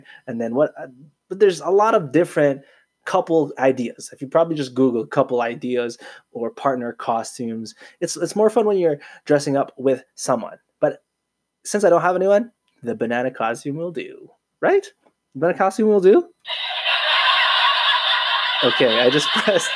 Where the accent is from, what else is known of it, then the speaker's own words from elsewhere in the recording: Canada; I was born in Canada. I'm a proud Filipino Canadian